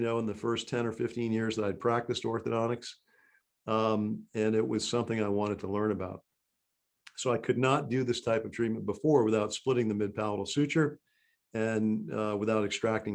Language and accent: English; Massachusetts, United States; moved away; also born or lived in Maryland; I grew up in Massachusetts and went to school at Tufts.